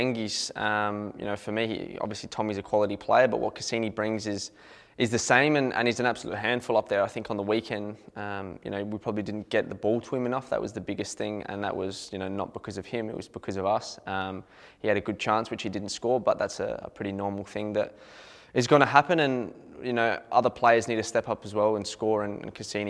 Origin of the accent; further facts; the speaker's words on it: Adelaide, South Australia, Australia; Growing up in Adelaide, that was the game as a kid you always wanted to go to as well